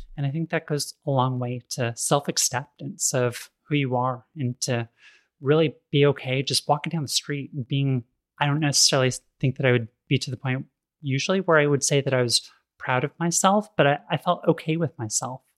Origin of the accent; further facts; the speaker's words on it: Sacramento, California, United States; I grew up in Sacramento in the eighties